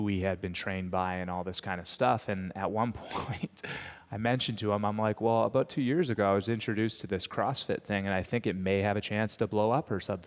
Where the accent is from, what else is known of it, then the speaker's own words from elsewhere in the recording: St. Catharines, Ontario, Canada; Home, St. Catharines, Ontario.